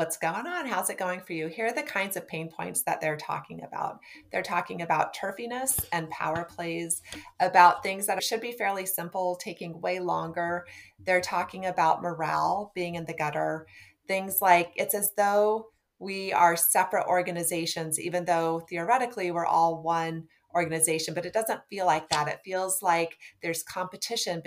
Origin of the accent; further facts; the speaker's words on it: Nebraska, United States; I'm from Nebraska